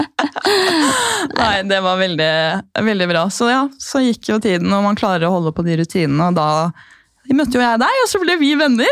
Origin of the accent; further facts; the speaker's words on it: Gol, Buskerud, Norway; moved away as an adult; also born or lived in Bergen; Jeg er jo fra Gol